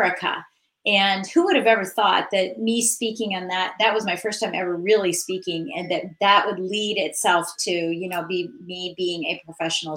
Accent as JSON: {"language": "English", "region": "Virginia", "country": "United States", "said": "I'm from Virginia. I'm in Northern Virginia"}